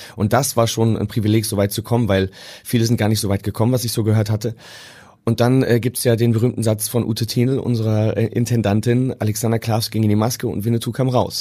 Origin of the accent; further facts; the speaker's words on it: Münsterland, North Rhine-Westphalia, Germany; now in Hamburg, Germany; ich komme ja aus dem Münsterland ursprünglich